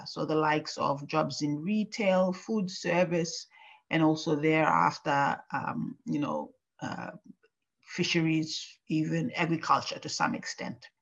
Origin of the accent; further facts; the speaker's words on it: Papua New Guinea; moved away as an adult; now in Japan; my home country of Papua New Guinea